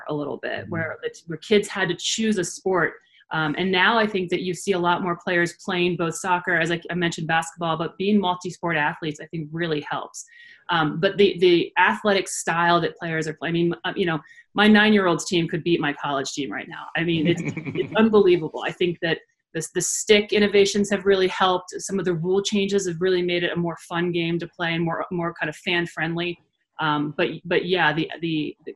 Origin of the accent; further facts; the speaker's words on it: Maryland, United States; moved away as an adult; also born or lived in Delaware; now in Denver, United States; I'm from Maryland, and everybody plays lacrosse in Maryland. You know, when I grew up, we had these young college guys that my dad was friends with that lived across the street from us